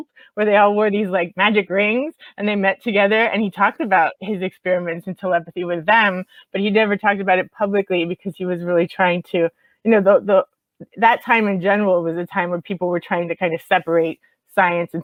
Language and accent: English; Miami, Florida, United States; moved away; I'm from Miami originally